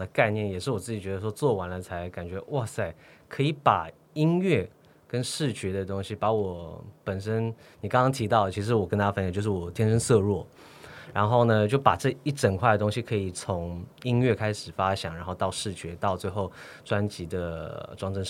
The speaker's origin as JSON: {"language": "Chinese", "town": "Sydney", "region": "New South Wales", "country": "Australia", "tie": "born or raised there", "said": "因为我读的毕竟是男校，我在我在澳洲的雪梨长大。"}